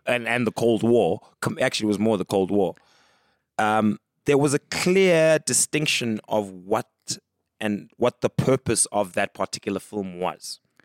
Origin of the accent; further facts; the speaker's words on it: East London, Eastern Cape, South Africa; also born or lived in Mdantsane, Ciskei; grew up in the Eastern Cape, East London primarily